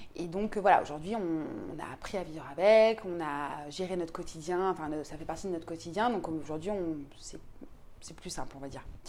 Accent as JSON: {"language": "French", "town": "Paris", "region": "Île-de-France", "country": "France", "said": "je suis parisienne"}